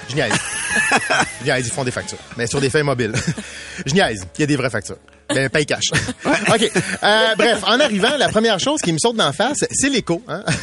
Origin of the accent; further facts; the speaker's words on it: Châteauguay, Quebec, Canada; je suis Châteaugois. Je suis du Sourois, J'aime ma ville à 6.8 sur 10.